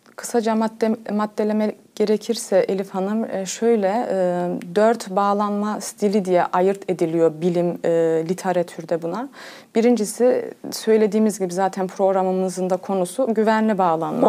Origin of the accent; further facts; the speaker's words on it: Cologne, North Rhine-Westphalia, Germany; doğuma büyüme Almanya Köln şehrinde kalıyorum. Almanya'da Köln şehrinde doğdum.